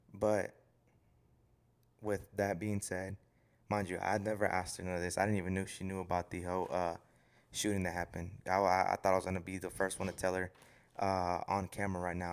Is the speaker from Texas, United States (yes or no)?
yes; Houston, Texas, United States; I'm from Houston